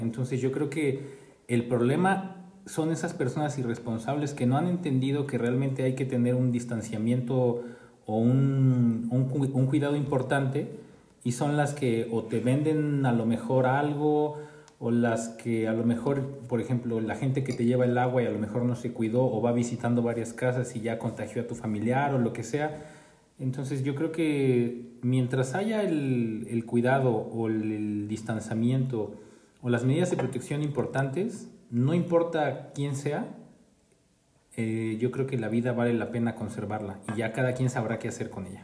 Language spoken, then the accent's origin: Spanish; Puebla, Mexico; now in Jalisco, Mexico; soy más de Jalisco que de Puebla